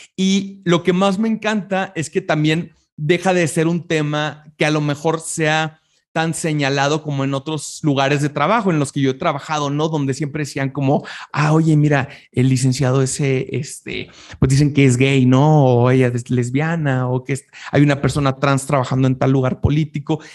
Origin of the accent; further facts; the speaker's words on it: Chihuahua, Mexico; En Chihuahua, de donde yo soy originario, en la capital